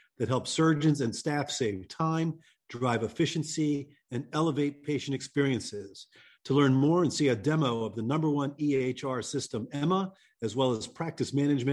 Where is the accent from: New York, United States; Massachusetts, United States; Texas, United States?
Massachusetts, United States; Boston; We're staying in Boston in my hometown